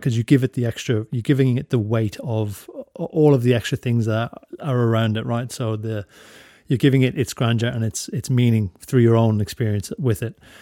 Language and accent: English; Drogheda, Leinster, Ireland; now in Australia; I'm from Drogheda